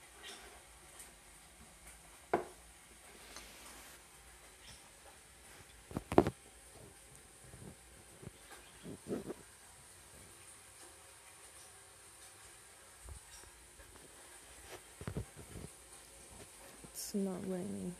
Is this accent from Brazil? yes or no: yes; Brazil; English is a second language; From Brazil. Sorry about my accent.